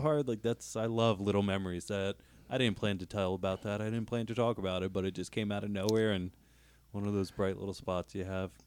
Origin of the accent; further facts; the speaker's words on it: Northeast Pennsylvania, United States; we're from Northeast P